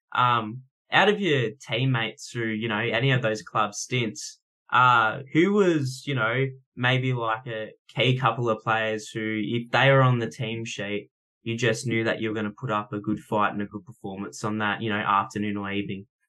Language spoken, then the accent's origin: English; Canberra, Australian Capital Territory, Australia; now in Newcastle, Australia; I was born in Canberra